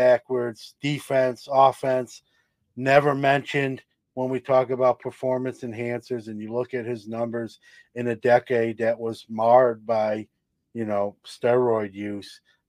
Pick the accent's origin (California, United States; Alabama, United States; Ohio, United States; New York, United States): New York, United States; New York City; I'm from Brooklyn